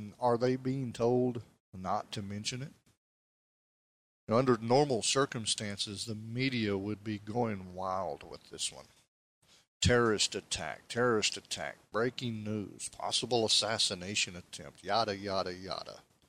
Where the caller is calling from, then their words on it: Tennessee, United States; but I am podcasting here from East Tennessee, and we have a lot of rain coming down